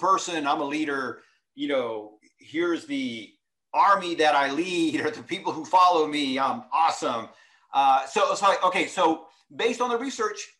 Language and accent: English; Texas, United States; I was raised in Texas